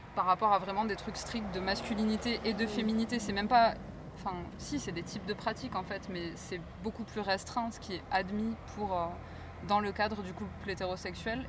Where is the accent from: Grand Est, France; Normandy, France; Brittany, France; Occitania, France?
Occitania, France; near Carcassonne; j'ai grandi à côté de Carcassonne